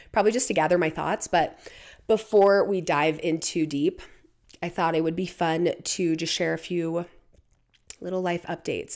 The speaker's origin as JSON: {"language": "English", "town": "Portland", "region": "Oregon", "country": "United States", "tie": "born or raised there", "moved": "as an adult", "said": "I grew up in Portland, Oregon. That was where I was born and raised, and I pretty much lived in Portland, Oregon until, until I was twenty-one"}